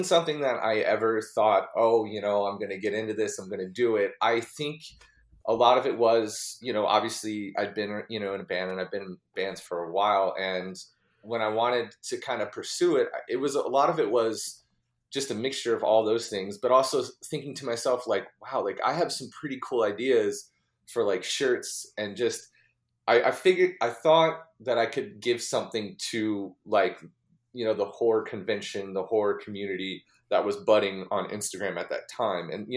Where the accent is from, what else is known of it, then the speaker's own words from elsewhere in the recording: Fort Lauderdale, Florida, United States; born and raised in Fort Lauderdale, Florida